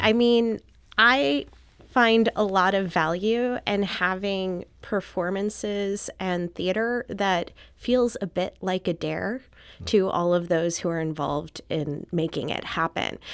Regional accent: St. Louis, Missouri, United States; moved away as an adult; also born or lived in Philadelphia; I grew up in Saint Louis, and then was based out of Philadelphia for a l, really long time

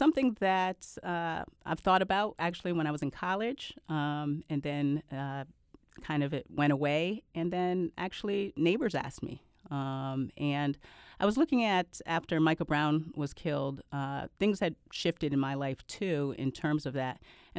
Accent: Canada; born there; Well, I was born in Canada. My parents adopted me when I was 10 months old.

